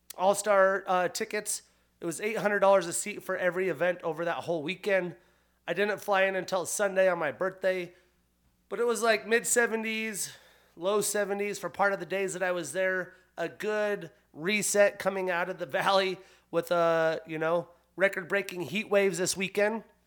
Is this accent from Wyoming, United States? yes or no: yes; Pinedale, Wyoming, United States; moved away; also born or lived in Seattle, Washington; Growing up in Pinedale, Wyoming, a town of fourteen hundred in the middle of nowhere